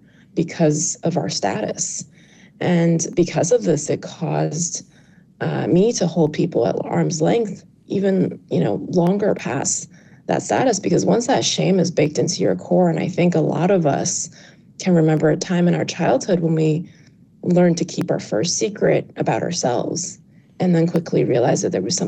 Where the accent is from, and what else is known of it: New York City, New York, United States; born or raised there; English is a second language